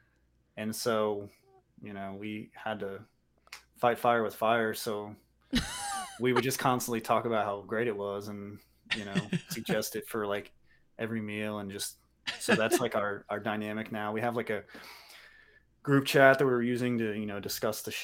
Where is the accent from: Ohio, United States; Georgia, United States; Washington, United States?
Ohio, United States; Cincinnati; we're from Cincinnati.